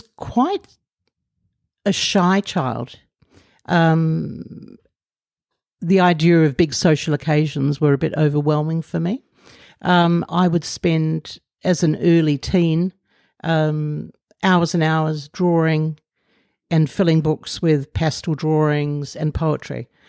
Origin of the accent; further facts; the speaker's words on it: Sydney, New South Wales, Australia; moved away as an adult; also born or lived in Canberra, Australia / Brussels, Belgium / London, United Kingdom; now in Auckland, New Zealand; at the age of seven, moved to Sydney, uh, where I lived until I was twenty-four.